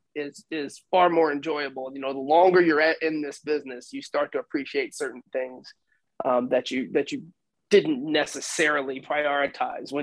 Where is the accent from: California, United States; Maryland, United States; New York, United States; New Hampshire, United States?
New York, United States; moved away as an adult; also born or lived in Texas; I was from New York